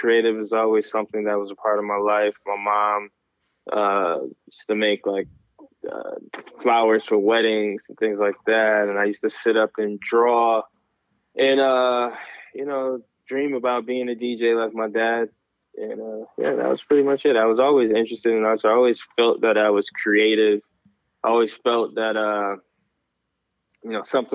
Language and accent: English; Syracuse, New York, United States; moved away as an adult; also born or lived in Philadelphia; now in Jersey City, United States; born and raised in Syracuse, New York